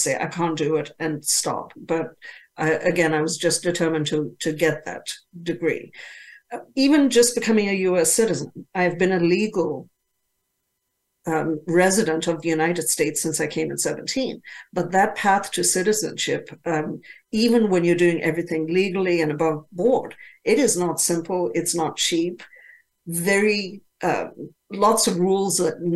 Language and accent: English; Zambia; moved away; when I was growing up, I grew up in Zambia in Africa.